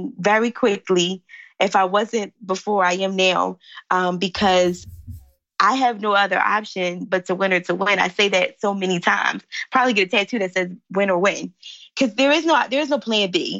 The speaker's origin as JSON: {"language": "English", "town": "Philadelphia", "region": "Pennsylvania", "country": "United States", "said": "I live in Philly. I'm from Philly"}